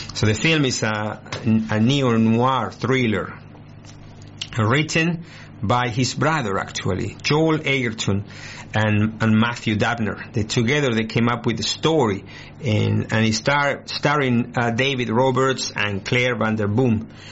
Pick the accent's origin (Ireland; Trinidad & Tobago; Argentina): Argentina; moved away as an adult; now in Australia; I was born in Argentina. I came to Australia 23 years ago, 24 almost